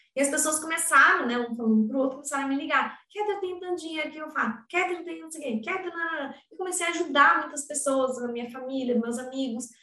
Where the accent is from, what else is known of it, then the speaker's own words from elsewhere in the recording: Curitiba, Paraná, Brazil; eu sou de Curit do Paraná, Curitiba